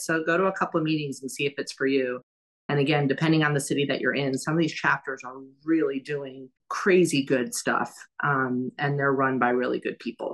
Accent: New York City, New York, United States; moved away as an adult; also born or lived in Miami / San Francisco; now in Louisville, United States; I grew up in New York City, as we know. I lived in Miami, I lived in San Francisco

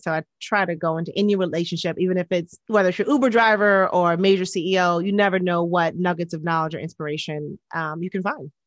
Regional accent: New York City, New York, United States; most of my upbringing was in Queens. I grew up in this neighborhood called East Elmhurst

